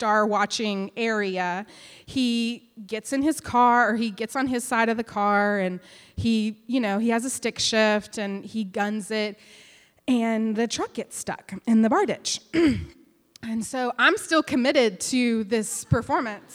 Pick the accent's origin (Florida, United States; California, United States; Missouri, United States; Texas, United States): Texas, United States; West; I grew up in West Texas